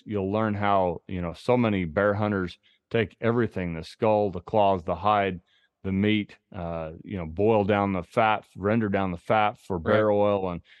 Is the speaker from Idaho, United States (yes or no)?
yes; Idaho, United States; I hunted a bear this past spring here in my home state of Idaho, and shot it over dogs.